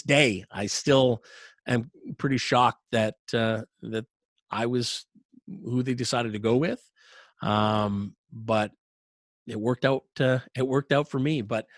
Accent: Ottawa, Ontario, Canada; now in Toronto, Canada; to announce NHL games in my hometown

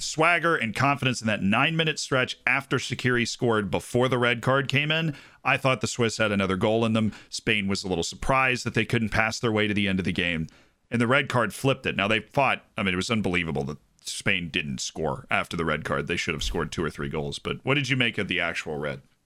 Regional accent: United States; anything I grew up with in the United States

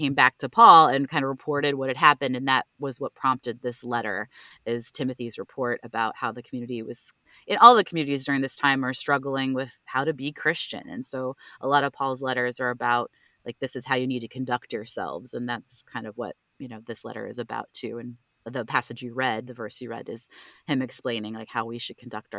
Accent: Richmond, Virginia, United States; I'm from Richmond, Virginia

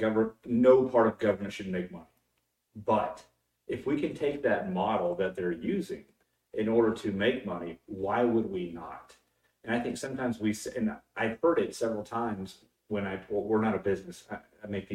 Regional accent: Texas, United States; I'm from Texas

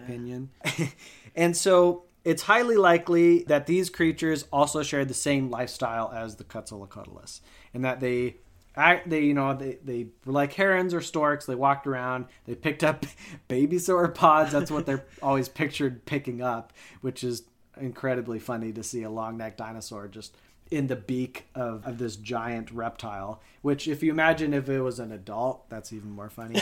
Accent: Colorado, United States; Growing up in Colorado, we had a number of aspen trees in our backyard

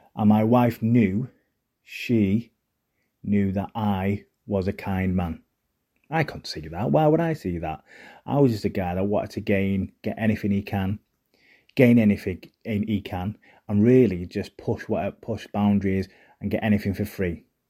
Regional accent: Manchester, North West England, United Kingdom; accent: Mancunian; I had a Mancunian accent

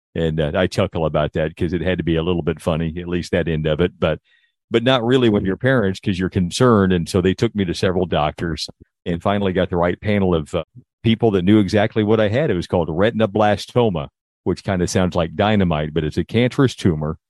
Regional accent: Indiana, United States; moved away as an adult; now in Texas, United States; I grew up in Indiana, at least until I graduated from high school

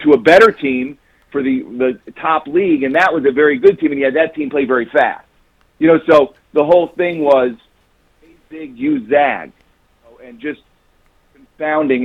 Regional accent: Chicago, Illinois, United States; I'm from Chicago, so sort of the high school basketball scene in Chicago in the in the 70s and 80s, where I was growing up, have, was amazing

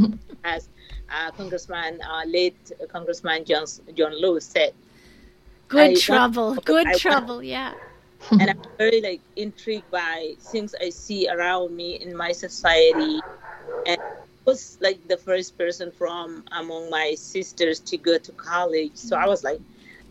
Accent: Kabkabiya, North Darfur, Sudan; moved away as an adult; I'm originally from Darfur

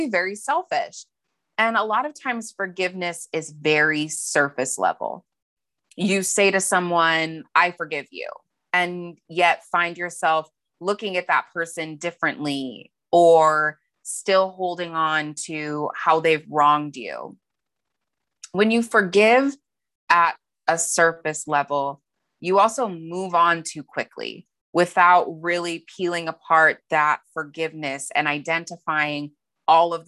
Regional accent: Montana, United States; born or raised there; moved away as an adult; now in San Diego, United States

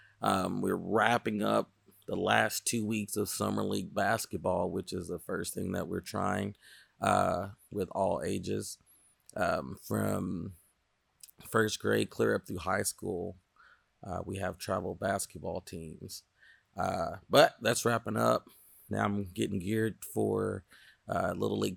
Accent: Wewoka, Oklahoma, United States; growing up in Wewoka, we are a lot of the communities below that poverty

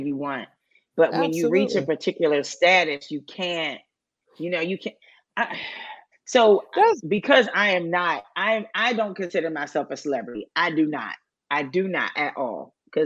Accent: Pittsburgh, Pennsylvania, United States; I'm from the Hill District. I'll say I'm a Hill chick all day.

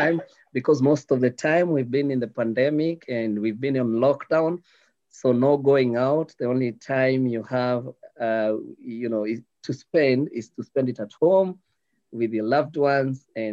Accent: Nairobi, Kenya; So I was born in Nairobi. I stayed up with my family in Nairobi and not the suburbs of Nairobi. So I grew up in the deepest and the poorest parts of Nairobi.

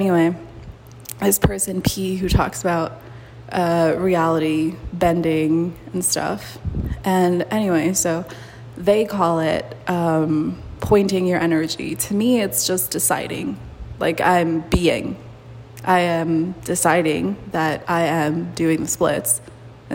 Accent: Mexico; moved away; also born or lived in United States; I've never thought of myself as Mexican, even though I was born there. I've never thought of myself as American.

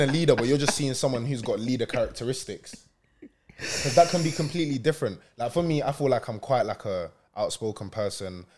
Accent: London, United Kingdom; also born or lived in Lancashire; now in Manchester, United Kingdom; I was raised in London. I came oh, here uh, three years ago.

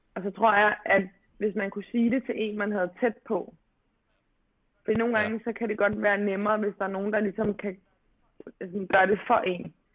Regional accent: Albertslund, Capital Region of Denmark, Denmark; also born or lived in Amager; jeg er jo født og opvokset i Albertslund, men, øhm, flytter faktisk til Amager

